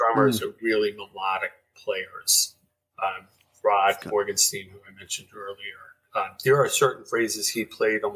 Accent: New York, United States; I grew up in New York

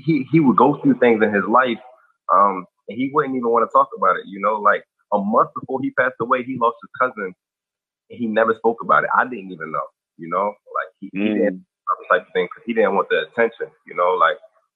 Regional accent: New Jersey, United States; also born or lived in Owings Mills, Maryland; now in Maryland, United States; I was born, but I was raised in New Jersey for majority of my life

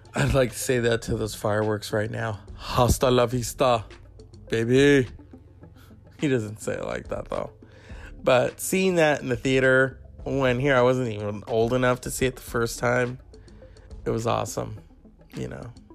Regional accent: California, United States; I'm from California

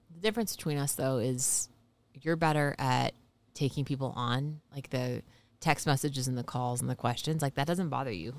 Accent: Georgia, United States; moved away; We're from Georgia

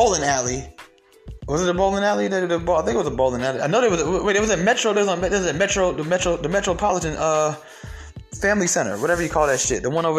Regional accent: Atlanta, Georgia, United States; also born or lived in Bronx, New York; I'm from Atlanta. Been in Atlanta my whole life. I was born in the Bronx, but I've been in Atlanta

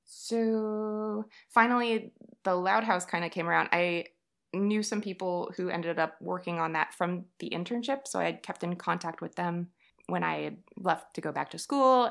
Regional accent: Texas, United States; moved away as an adult; also born or lived in Savannah, Georgia; I am from Texas, hence the yeehaw

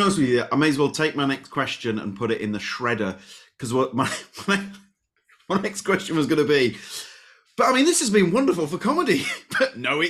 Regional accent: Leeds, Yorkshire and the Humber, United Kingdom; Now, I'm from Leeds.

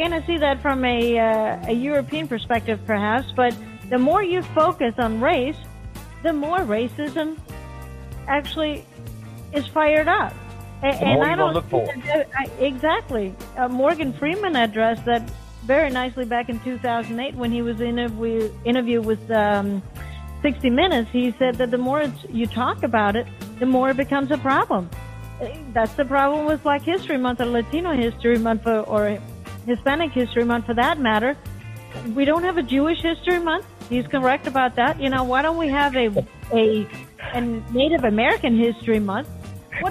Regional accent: Denmark; moved away as an adult; now in Miami, United States; I grew up in Denmark

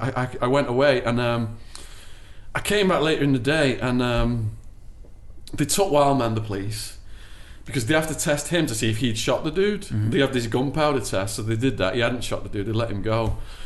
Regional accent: Liverpool, North West England, United Kingdom; They got together because they were the two wildest people in my hometown.

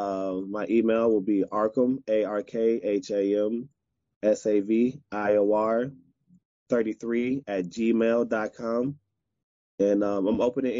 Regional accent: Chicago, Illinois, United States; I'm from Chicago

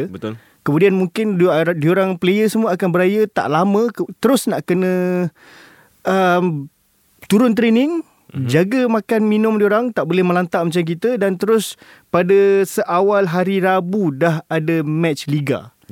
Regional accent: Kuala Lumpur, Malaysia; also born or lived in Selama; Aku sebagai anak kota tidak ada masalah untuk pulang ke kampung pada hari raya. Okay. Ha, dia dah lah kampung aku dekat setapak, dia dekat je.

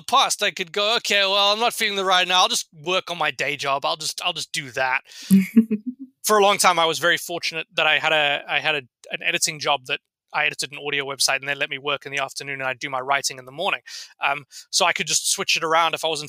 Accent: South Africa; moved away as an adult; also born or lived in London, United Kingdom; now in Canada; I'm originally South African, but have lived in London for the past 6 years.

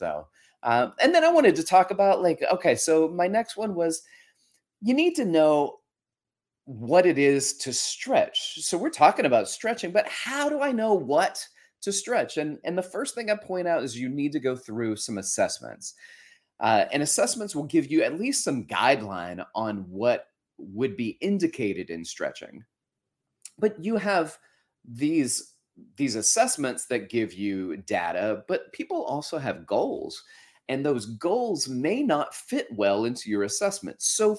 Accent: Florence, Alabama, United States; our old wooden chairs that were around our dinner table at my home that I grew up in Florence, Alabama, where my folks still live.

